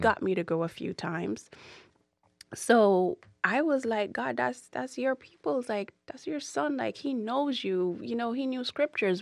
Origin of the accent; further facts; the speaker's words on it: Jamaica; moved away; growing up in Jamaica is, is not easy. I, I refuse to say I grew up poor in Jamaica because I didn't